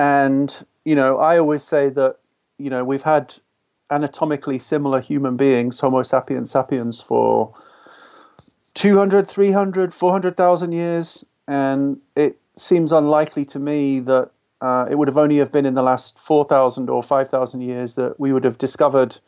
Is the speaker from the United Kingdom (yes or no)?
yes; United Kingdom; moved away; also born or lived in Nigeria; I'm British